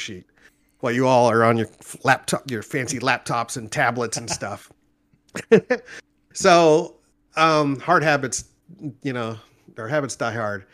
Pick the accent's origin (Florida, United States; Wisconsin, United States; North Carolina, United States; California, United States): California, United States; Orange County, Southern; moved away as an adult; also born or lived in Nashville area, Tennessee; now in Nashville, United States; I'm originally from California, born and raised Orange County, Southern California